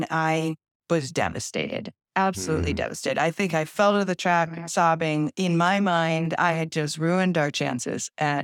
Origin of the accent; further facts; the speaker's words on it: Bay Village, Ohio, United States; I grew up in Bay Village, Ohio, which is a small suburb just west of Cleveland